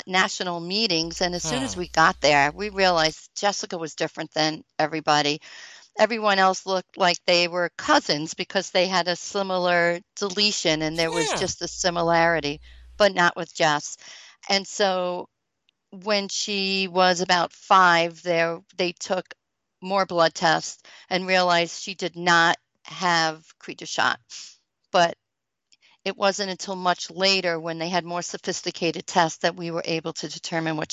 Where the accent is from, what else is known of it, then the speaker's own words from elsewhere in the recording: Long Island, New York, United States; moved away as an adult; also born or lived in Buffalo, New York; I'm from Long Island, New York